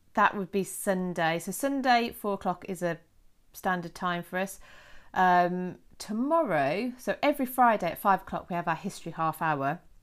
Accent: United Kingdom; us Brits

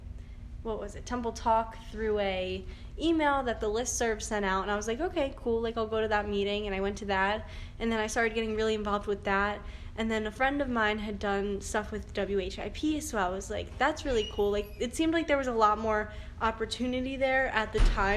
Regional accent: Warminster, Pennsylvania, United States; I'm from Bucks County. I went to William Tennant High School. It's in Warminster, Pennsylvania.

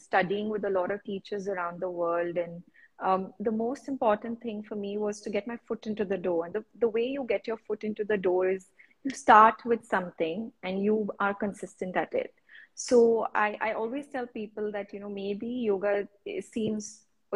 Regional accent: India; as Indian women

